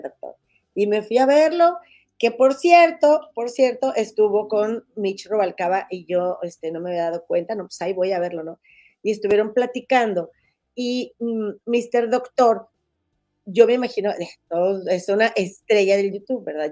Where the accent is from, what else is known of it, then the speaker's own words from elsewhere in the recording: Monterrey, Nuevo León, Mexico; moved away as an adult; now in Chicago, United States; soy de Monterrey, pero tengo cinco años viviendo aquí en Chicago